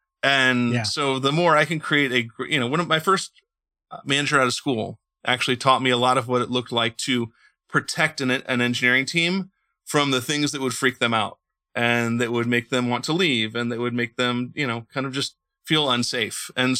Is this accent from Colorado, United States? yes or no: no; Indiana, United States; born there; my wife, because she knows I was born in Indiana and she knows I like football, she decided to send me to the Super Bowl that year.